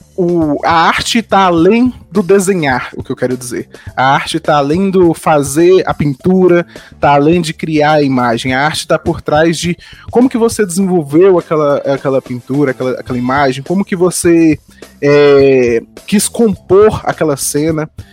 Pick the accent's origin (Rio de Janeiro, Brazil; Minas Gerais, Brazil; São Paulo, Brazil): Minas Gerais, Brazil; Araxá; also born or lived in Janaúba, Minas Gerais; eu sou natural de Janaúba, lá no norte de Minas, é, só que eu mudei bem novo para para Araxá, uma cidade lá no Triângulo Mineiro